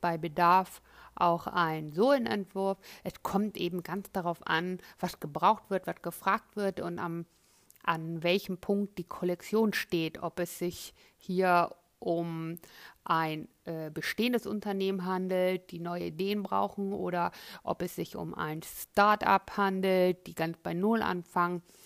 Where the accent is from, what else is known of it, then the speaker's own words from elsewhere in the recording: Cologne, North Rhine-Westphalia, Germany; moved away as an adult; also born or lived in Florence, Italy; gebürtige Kölnerin, habe dort auch die Ausbildung zum bekleidungstechnischen Assistenten absolviert